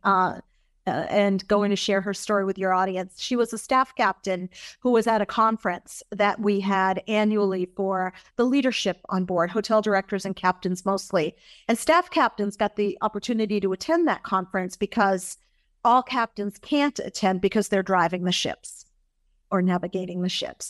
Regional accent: Massachusetts, United States; I grew up in Massachusetts. That's my home state.

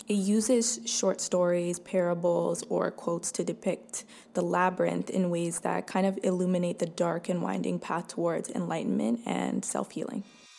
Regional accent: Toronto, Ontario, Canada; I'm from Toronto, Canada.

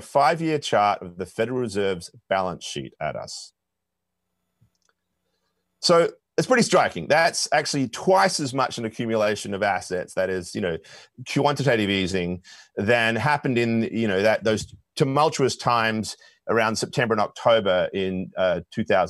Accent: Perth, Western Australia, Australia; my hometown of Perth

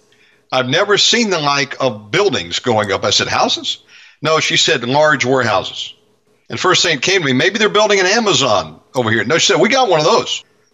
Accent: United States; moved away as an adult; now in Bali, Indonesia; I'm an American citizen. I'm married to an Indonesian wife.

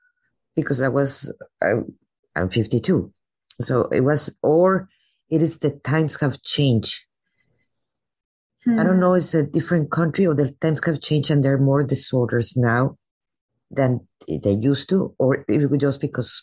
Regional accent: Mexico; now in United States; I was raised in Mexico.

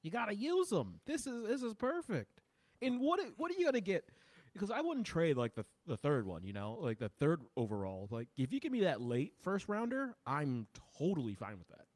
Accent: Ohio, United States; I'm from Ohio

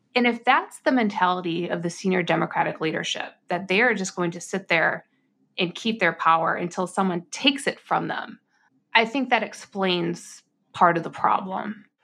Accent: United States

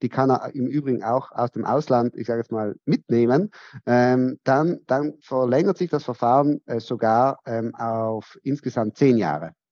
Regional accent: Trentino-Alto Adige, Italy; wir stammen ja aus Südtirol, wir sind ja eine Grenzregion.

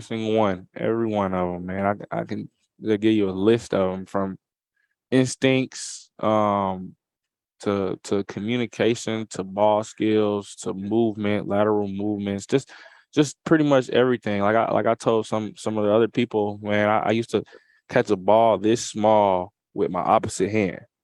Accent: Atlanta, Georgia, United States; here in S E C Media Day in my hometown

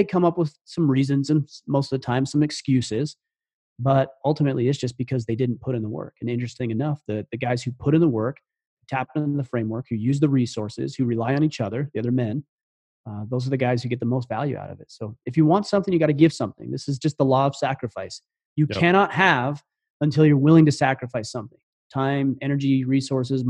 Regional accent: Southern Utah, United States; moved away as an adult; I grew up in Southern Utah.

